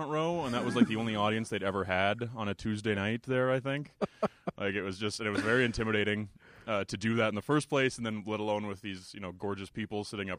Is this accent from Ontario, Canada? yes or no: no; Calgary, Alberta, Canada; Born and raised in Calgary.